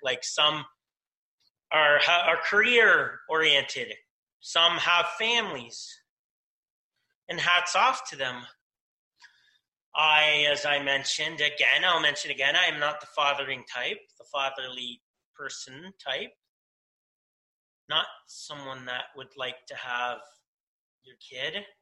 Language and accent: English; London, Ontario, Canada; In my city, in my hometown of London, Ontario